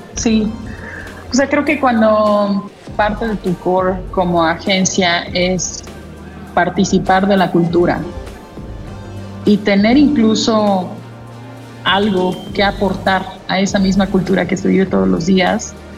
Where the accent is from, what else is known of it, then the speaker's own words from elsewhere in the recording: Mexico City, Mexico; yo nací en la Ciudad de México, que siempre he vivido en la Ciudad de México